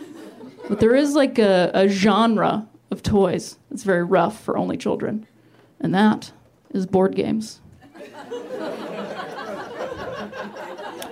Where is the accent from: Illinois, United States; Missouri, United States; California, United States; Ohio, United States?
Ohio, United States; moved away; I'm from Ohio originally